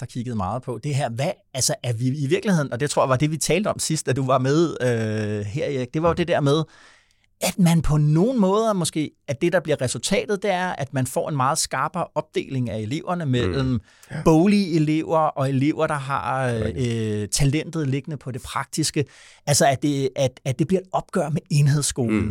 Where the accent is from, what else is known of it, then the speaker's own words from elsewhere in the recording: Vordingborg, Zealand, Denmark; moved away; der, hvor jeg kommer fra oprindeligt, nede fra Vordingborg